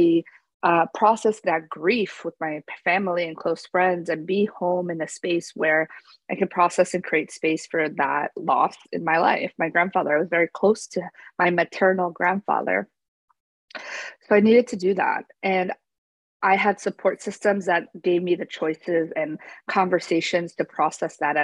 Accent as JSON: {"language": "English", "region": "New Jersey", "country": "United States", "tie": "born or raised there", "also_born_or_lived": "Pennsylvania / Paraguay (family)", "moved": "as an adult", "lives_now": "Florida, United States", "said": "I grew up in New Jersey"}